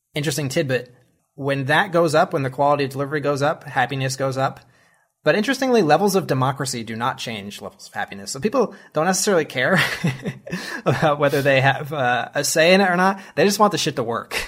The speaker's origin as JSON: {"language": "English", "country": "United States", "said": "as an American"}